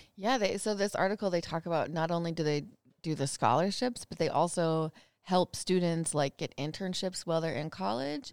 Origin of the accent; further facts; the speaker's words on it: Minnesota, United States; I'm from Minnesota